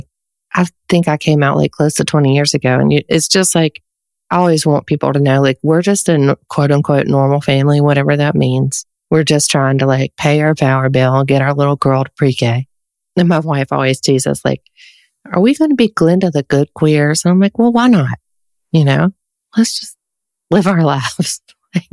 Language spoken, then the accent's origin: English; North Carolina, United States; accent: Southern; I'm from the South, as you can probably tell from my accent